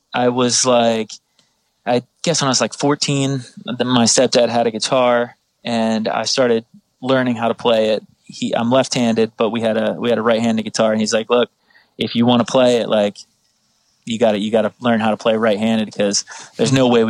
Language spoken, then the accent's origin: English; New Jersey, United States; I'm from South Jersey.